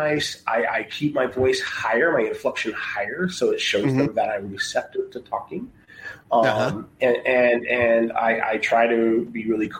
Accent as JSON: {"language": "English", "region": "Texas", "country": "United States", "moved": "yes", "said": "I'm from Texas as well."}